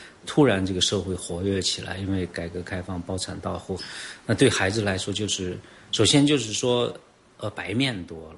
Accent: China; 革开放我八岁，然后到现在四十年，我四十八岁，贯穿了我整个成长过程。作为一个中国人，确实是在这个变革中生活的。

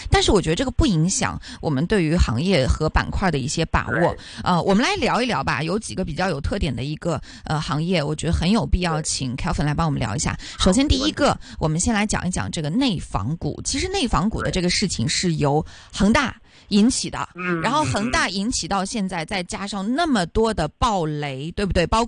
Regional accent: China; now in Hong Kong; 因为我是从内地来到香港的嘛

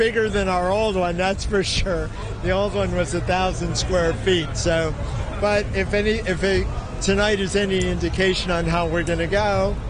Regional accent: Cleveland, Ohio, United States; I'm from Cleveland, Ohio.

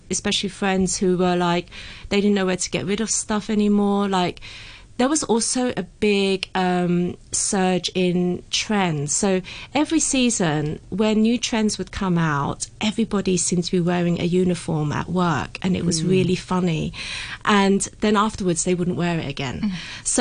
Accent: United Kingdom; I was brought up in the UK

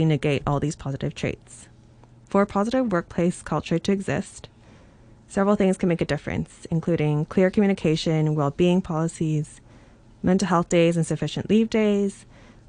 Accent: Hong Kong; I grew up in Hong Kong and I spent the majority of my working life here.

